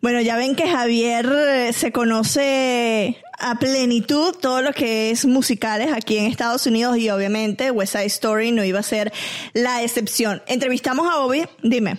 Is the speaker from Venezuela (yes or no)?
yes; Venezuela; now in United States; Yo soy venezolana.